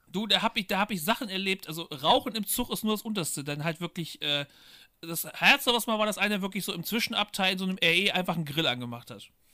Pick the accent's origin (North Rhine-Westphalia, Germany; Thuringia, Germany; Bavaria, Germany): North Rhine-Westphalia, Germany; Bielefeld; also born or lived in Paderborn; ich komme halt aus Bielefeld